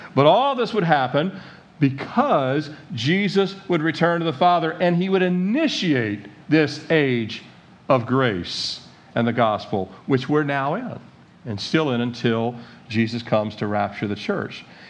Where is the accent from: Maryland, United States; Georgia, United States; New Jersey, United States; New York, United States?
Maryland, United States; Annapolis; born in Annapolis, Maryland, 1969, into this country